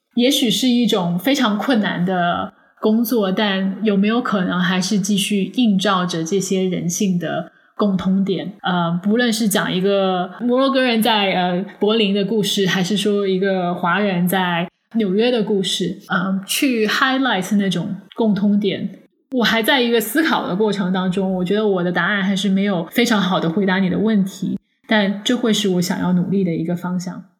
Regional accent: China; moved away as an adult; now in United States; 我虽然来自中国

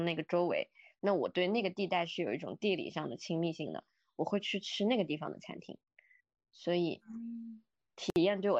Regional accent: southern China, China; now in -; 我作为一个南方人，我去北京对我来说是，我之前就很喜欢北京，我是去游历的嘛

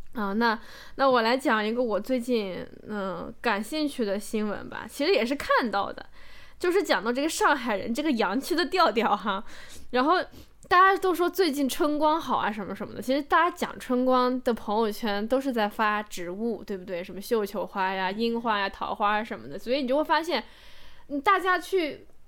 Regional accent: Macau; 我是在澳门成长成年的嘛

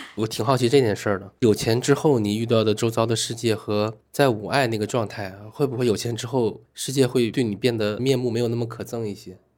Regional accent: Shenyang, Liaoning, China; now in Beijing, China; 因为我是在这长大的嘛

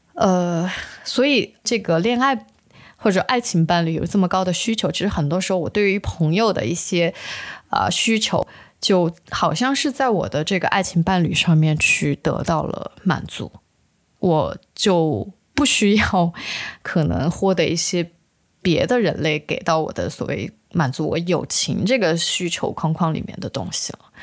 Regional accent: Sichuan, China; 也就是我们四川人常说的

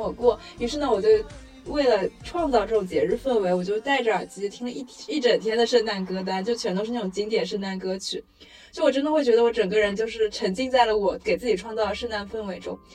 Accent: China; also born or lived in Shanghai; 我们是中国人

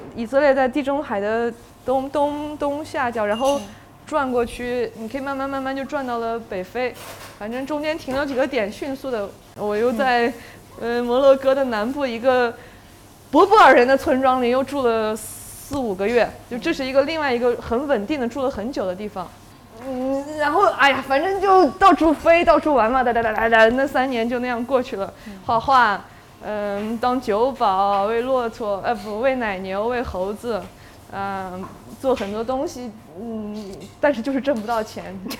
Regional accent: China; moved away as an adult; also born or lived in Lanzhou, Gansu / Xinjiang; now in Shanghai, China; 我在兰州出生，然后小时候也，因为爷爷奶奶、爸爸他们，呃，都在新疆

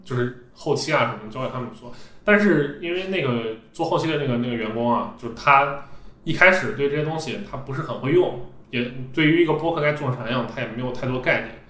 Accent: Xi'an, Shaanxi, China; moved away as an adult; now in Beijing, China; 我本身是一个西安人

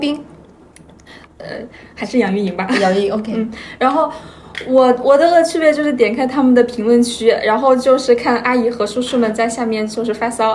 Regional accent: Hohhot, Inner Mongolia, China; 我家是呼和浩特的，就是离大同，大概就是四五十公里，就是呼和浩特和大同是接壤的

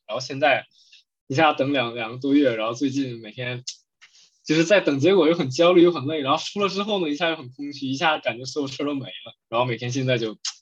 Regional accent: Northeast China, China; accent: Northeastern (Dongbei); 我的就是口，东北口音

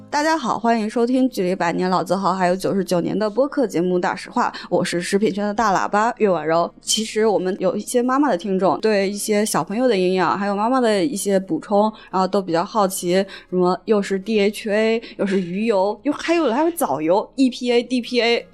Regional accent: Shanxi, China; 我，我山西人

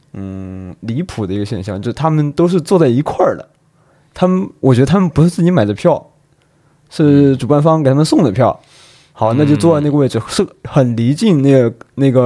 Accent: China; 于对于我们中国人来说，

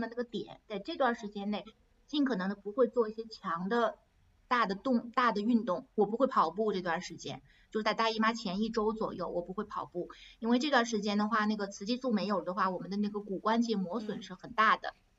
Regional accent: China; moved away as an adult; now in France; 我是一个中国人，我跟着那些，我是唯一的中国人

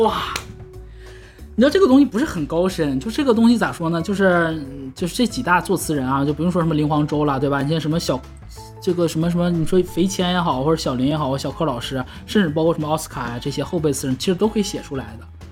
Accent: Northeast China, China; 我们东北人说话不外道

